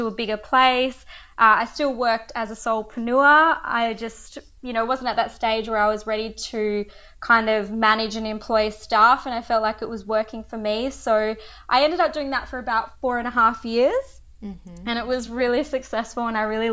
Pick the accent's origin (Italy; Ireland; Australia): Australia; Esperance, Western Australia; also born or lived in Karratha; So originally I grew up in Esperance and I moved to Karratha at about 18 or 19